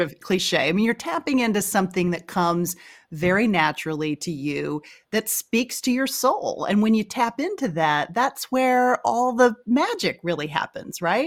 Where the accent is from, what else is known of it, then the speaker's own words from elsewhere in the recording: Texas, United States; we're both from Texas